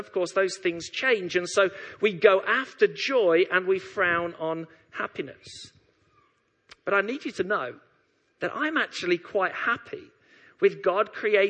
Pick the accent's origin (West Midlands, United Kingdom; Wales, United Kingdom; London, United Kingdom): London, United Kingdom; Leytonstone; born there; I've been a lifelong West Ham supporter. I was born in Leytonstone. All my family are West Ham supporters.